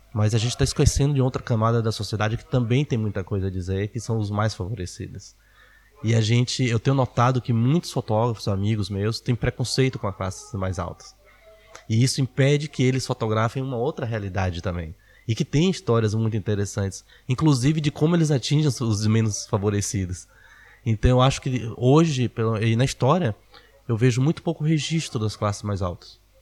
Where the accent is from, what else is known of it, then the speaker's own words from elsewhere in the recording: Salvador, Bahia, Brazil; em Salvador, na Bahia, é, onde eu cresci.